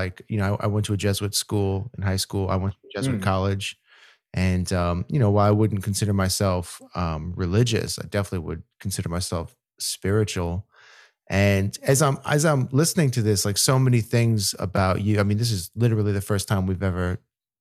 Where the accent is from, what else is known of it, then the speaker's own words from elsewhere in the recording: New Orleans, Louisiana, United States; my experience growing up in New Orleans